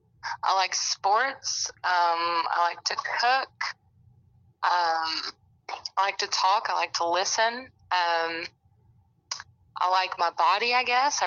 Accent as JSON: {"language": "English", "region": "Alabama", "country": "United States", "said": "I'm from Alabama, and I'm 25."}